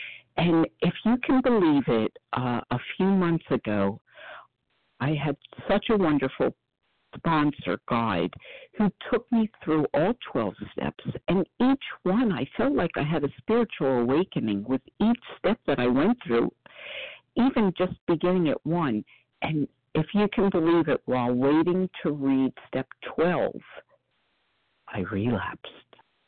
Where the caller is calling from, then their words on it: Philadelphia, Pennsylvania, United States; from outside of Philadelphia, where I just looked out the window, and it's currently flaring for the first time.